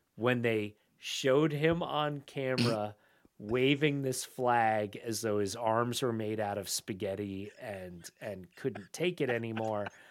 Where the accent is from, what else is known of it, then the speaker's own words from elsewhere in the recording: United States; as an American